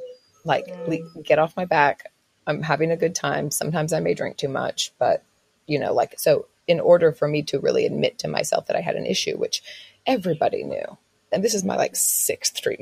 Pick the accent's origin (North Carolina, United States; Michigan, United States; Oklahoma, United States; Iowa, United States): Oklahoma, United States; now in Australia; I was raised in Oklahoma, which is very Christian, very conservative